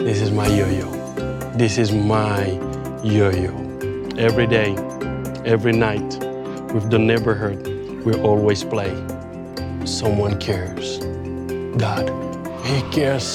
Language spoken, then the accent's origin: English; Senegal; I'm from Senegal. 95% of people where I grow up are not Christian.